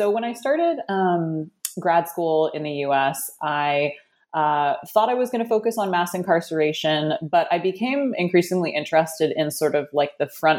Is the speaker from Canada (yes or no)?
yes; Canada; now in United States; growing up in Canada, there's a lot of similarities between Canada and the U.S.